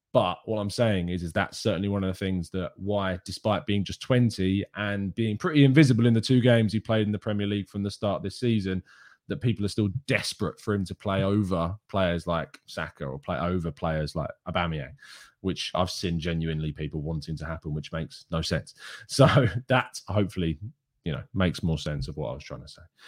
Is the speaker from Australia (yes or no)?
no; England, United Kingdom; I, as an English person